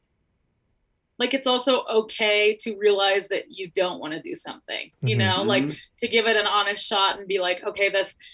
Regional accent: Montana, United States; I grew up in Montana

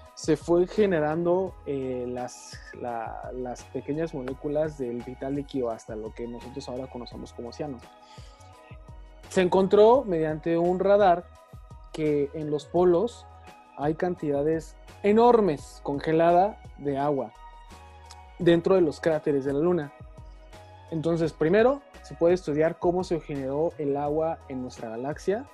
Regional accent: Mexico; nosotros como mexicanos

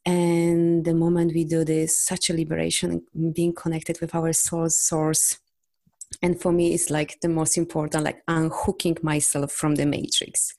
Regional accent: Poland; English is a second language; I'm from Poland.

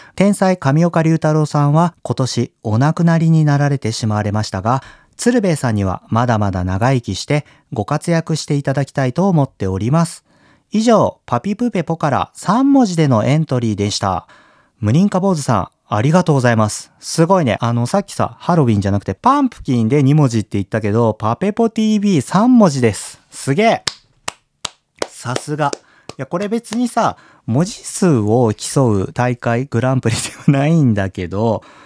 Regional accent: Kyushu, Japan; moved away; 僕さ、小さい頃は九州にいてね

